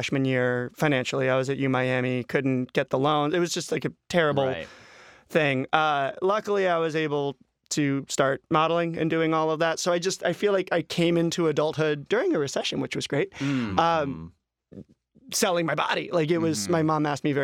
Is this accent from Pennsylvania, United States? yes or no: no; Vero Beach, Florida, United States; moved away; I'm from Florida